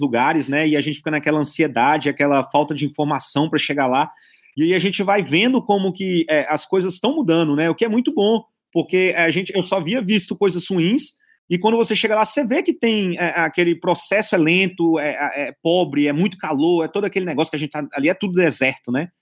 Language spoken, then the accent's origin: Portuguese; Brazil; moved away as an adult; sou do Brasil